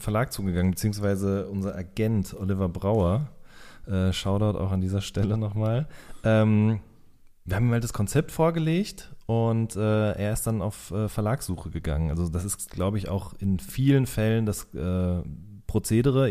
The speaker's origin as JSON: {"language": "German", "town": "Hagen", "region": "North Rhine-Westphalia", "country": "Germany", "said": "bei der Westfalenpost in äh, Hagen und Limburg, wo ich herkomme"}